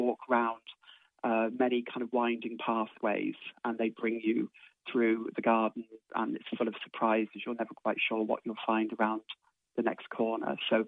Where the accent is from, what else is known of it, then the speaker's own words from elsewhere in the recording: Oxford, South East England, United Kingdom; moved away as an adult; now in Ireland; When I first came to Ireland in 1981, I came from Oxford with my husband, and we bought a cottage down a very quiet country road with an acre of land